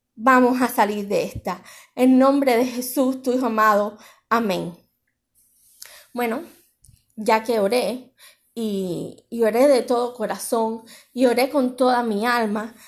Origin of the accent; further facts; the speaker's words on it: Cuba; moved away; Tanto mi pueblo de Cuba